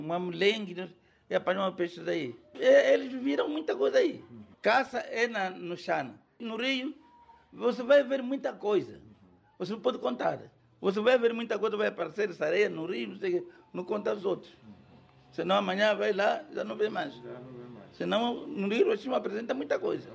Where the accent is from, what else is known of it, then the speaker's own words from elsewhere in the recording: Mandane, Lunda Norte, Angola; also born or lived in Caxala / Taxa Barragem; Concretamente nasci no bairro Caxala. Vivia no Mandane, onde eu cresci